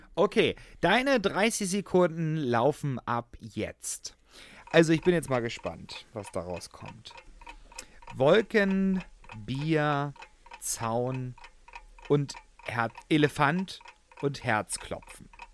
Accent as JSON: {"language": "German", "town": "Hoyerswerda", "region": "Saxony", "country": "Germany", "tie": "born or raised there", "accent": "Saxon", "said": "ich komme ja aus Sachsen gebürtig, mhm. ja, auch wenn Hoyerswerda schon Rand Brandenburg ist, aber ich nehme mal den sächsischen mhm. Dialekt"}